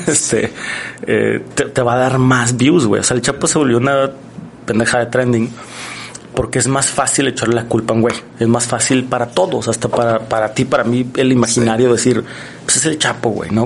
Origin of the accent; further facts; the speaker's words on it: Mexico; nosotros como mexicanos